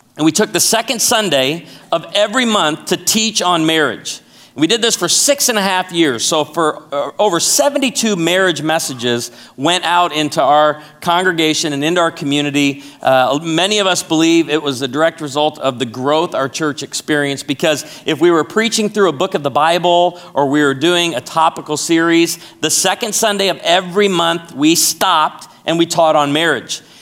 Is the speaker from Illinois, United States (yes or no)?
yes; Chicago, Illinois, United States; also born or lived in Naperville, Illinois; now in Branson, Missouri, United States; I was born and raised in Chicago